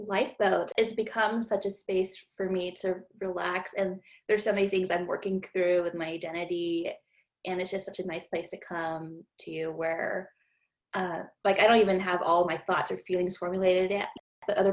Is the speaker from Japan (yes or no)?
yes; Japan; moved away as an adult; also born or lived in Philippines; now in United States; I'm Filipino, but I grew up in Japan